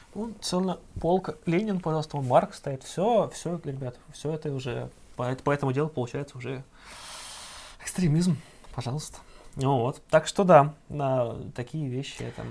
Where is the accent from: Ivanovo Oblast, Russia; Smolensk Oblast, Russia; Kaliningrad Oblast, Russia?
Ivanovo Oblast, Russia; Ivanovo; вот откуда я родом, я из Иванова